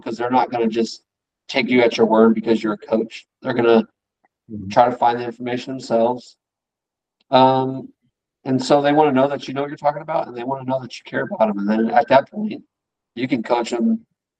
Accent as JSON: {"language": "English", "town": "San Diego", "region": "California", "country": "United States", "moved": "as an adult", "lives_now": "Dallas-Fort Worth, United States", "said": "I'm from San Diego"}